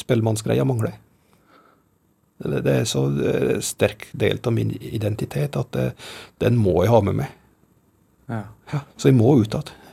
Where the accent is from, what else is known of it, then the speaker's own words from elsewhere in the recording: Gudbrandsdalen, Innlandet, Norway; oss som gudbrandsdøl